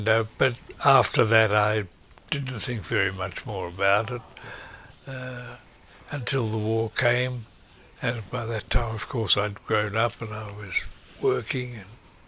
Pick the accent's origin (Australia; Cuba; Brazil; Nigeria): Australia; Melbourne, Victoria; also born or lived in London / Sydney; I grew up here. We went to Sydney for a while, then we came back to back to Melbourne. We went to St Kilda to start with. Then my next recollection is at 49 Cole Street, Elwood